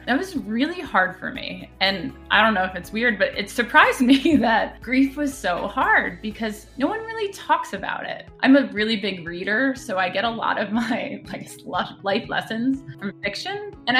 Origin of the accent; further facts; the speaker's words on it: Chicago, Illinois, United States; born there; also born or lived in Philadelphia / Boston / Chapel Hill; now in Seattle, United States; Where I'm from, I'm a bit of a mutt. I was born in Chicago. I lived in Philadelphia most of my life, and then Boston, and then Chapel Hill, North Carolina, and now I'm in Seattle.